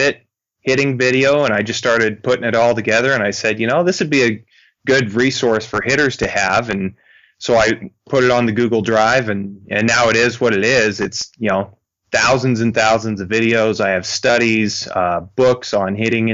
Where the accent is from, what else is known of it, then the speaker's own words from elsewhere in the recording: Florence, Montana, United States; also born or lived in Rocklin, California / Billings, Montana; I was born and raised here in Western Montana. I went to high school in a small town south of Missoula here called Florence